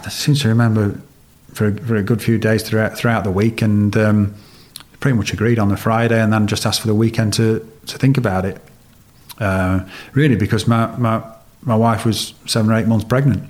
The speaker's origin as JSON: {"language": "English", "region": "Yorkshire and the Humber", "country": "United Kingdom", "tie": "born or raised there", "said": "as a Yorkshire lad to grow up in Yorkshire"}